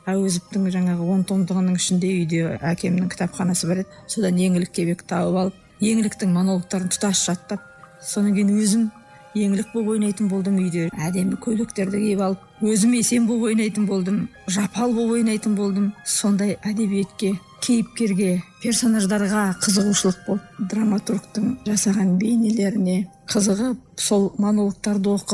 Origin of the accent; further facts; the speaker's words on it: Koldenen village, Urzhar District, Semey region, Abai Region, Kazakhstan; семейге қарасты бұрын үржар ауданы деген аудан болды сол ауданда мен дүниеге келдім көлденең деген ауылында